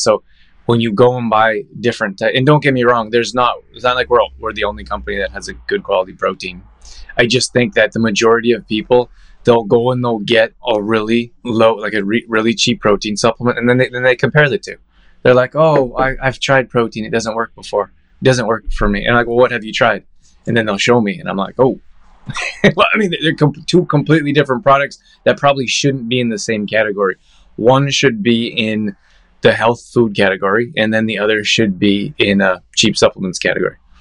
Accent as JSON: {"language": "English", "town": "Calgary", "region": "Alberta", "country": "Canada", "tie": "born or raised there", "said": "I grew up in Calgary"}